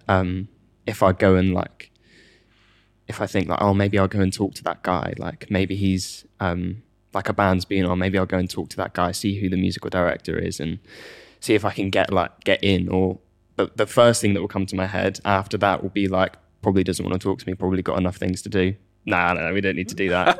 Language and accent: English; United Kingdom; And as the British person that was, is used to the tube